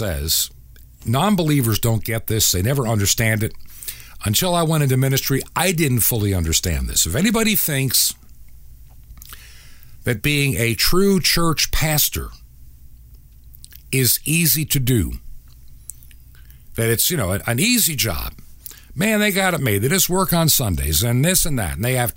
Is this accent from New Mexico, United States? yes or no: no; Long Island, New York, United States; I can remember when I was a child, growing up in New York State, actually outside of New York City in Long Island as a kid